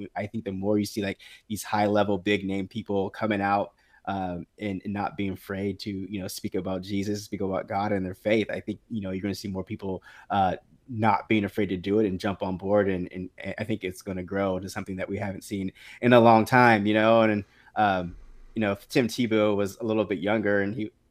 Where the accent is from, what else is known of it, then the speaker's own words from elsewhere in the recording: Indian Springs, United States; I grew up was in Indian Springs, and they had those Indian Springs baseball fields right behind where we live.